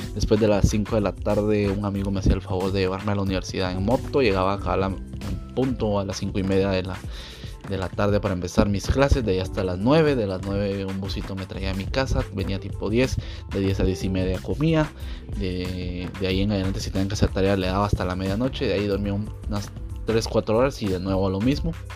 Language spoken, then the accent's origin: Spanish; Guatemala; nuestro país